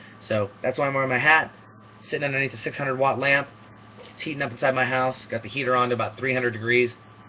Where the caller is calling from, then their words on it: Seattle, Washington, United States; I'm calling from Seattle, Washington